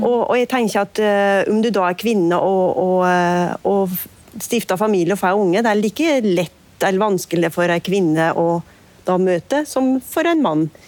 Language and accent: Norwegian; Nord-Gudbrandsdalen, Innlandet, Norway; der jeg kommer fra